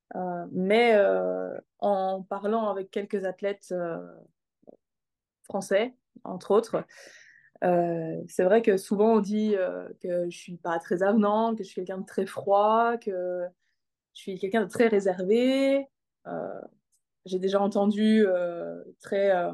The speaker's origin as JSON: {"language": "French", "town": "Arlon", "region": "Wallonia", "country": "Belgium", "tie": "born or raised there", "said": "J'ai grandi en Belgique, dans le sud de la Belgique, pas très loin de là où je vis maintenant"}